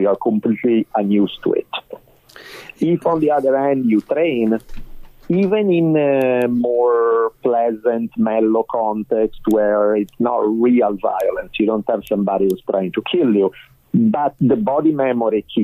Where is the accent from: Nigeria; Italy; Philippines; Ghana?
Italy; Milan, Lombardy; accent: Italian; English is a second language; moved away as an adult; now in United States; Milan. I grew up in Milan. I spent there the first 18 years of my life.